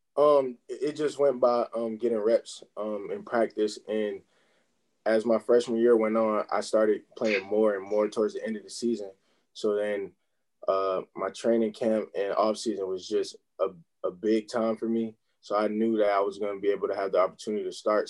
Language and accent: English; Charlotte, North Carolina, United States; I'm from Charlotte, North Carolina, uh, here in the United States.